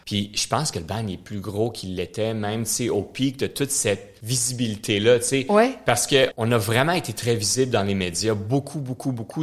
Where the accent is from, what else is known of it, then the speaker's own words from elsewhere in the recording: Montreal, Quebec, Canada; first language French; je viens de l'Ouest de l'île. Je viens de Pierrefonds, ce qu'ils appellent le vieux Pierrefonds maintenant